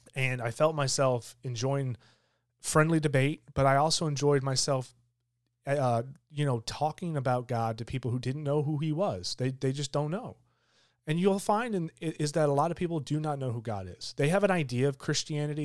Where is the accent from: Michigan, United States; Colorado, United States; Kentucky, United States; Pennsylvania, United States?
Michigan, United States; now in Georgia, United States; I grew up in Michigan